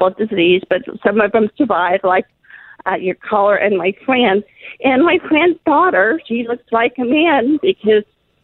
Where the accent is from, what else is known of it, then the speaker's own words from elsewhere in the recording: Salt Lake City, Utah, United States; now in Texas, United States; when I was growing up in Salt Lake City